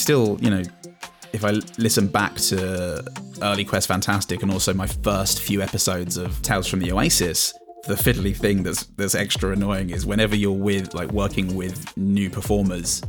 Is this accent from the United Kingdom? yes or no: yes; England, United Kingdom; as an Englishman